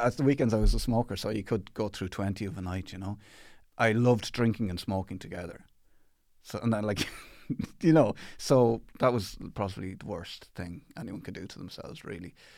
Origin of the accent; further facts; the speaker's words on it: Athlone, Leinster, Ireland; I grew up in Athlone in the Midlands